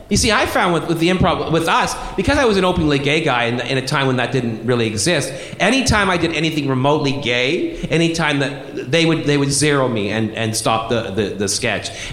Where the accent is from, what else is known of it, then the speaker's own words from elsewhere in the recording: Brampton, Ontario, Canada; a town called Brampton, which is north of Toronto.